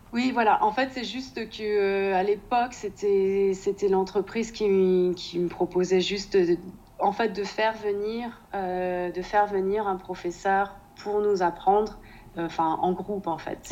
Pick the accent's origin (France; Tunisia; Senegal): France; Nantes, Pays de la Loire; moved away as an adult; now in Denmark; je suis de Nantes